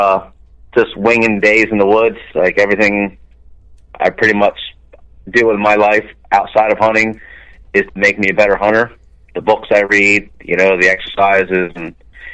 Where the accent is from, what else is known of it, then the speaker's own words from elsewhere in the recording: New Jersey, United States; I grew up in South Jersey, grew up, you know, hunting the marshes and the swamps